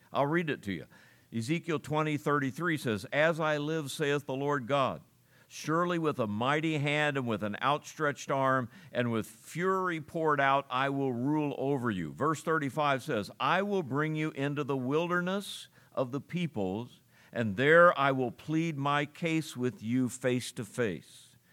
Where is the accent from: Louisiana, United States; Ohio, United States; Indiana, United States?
Ohio, United States; I grew up in Ohio